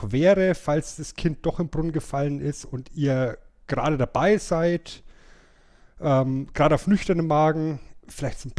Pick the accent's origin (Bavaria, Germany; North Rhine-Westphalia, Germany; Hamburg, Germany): Bavaria, Germany; Geht leider nicht, weil wir in Franken, ja, wo ich herkomme, zum Lachen tendenziell in einen Keller gehen.